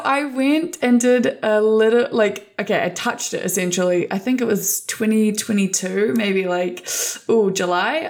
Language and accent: English; New Zealand; I grew up in Aotearoa, New Zealand.